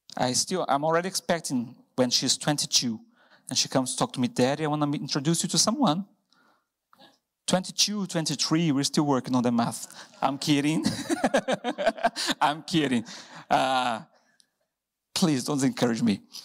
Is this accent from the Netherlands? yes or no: no; Brazil; English is a second language; moved away as an adult; now in Hereford, United Kingdom